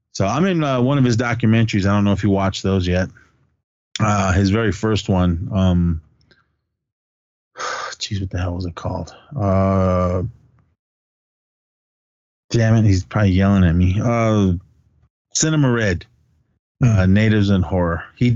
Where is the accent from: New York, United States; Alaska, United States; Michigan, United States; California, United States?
California, United States; Oakland; We grew up in Oakland